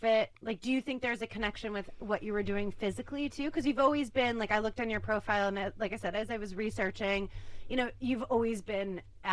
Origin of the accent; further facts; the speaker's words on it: Chicago, Illinois, United States; I'm from Chicago